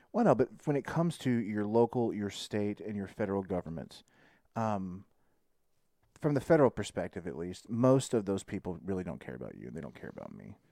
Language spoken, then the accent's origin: English; Texas, United States; as a Texan, you know, like, I'm a Texan first